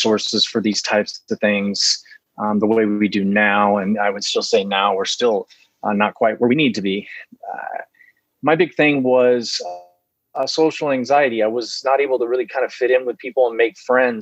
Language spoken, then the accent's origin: English; Fresno, California, United States; I grew up in California, Central Valley, California, Fresno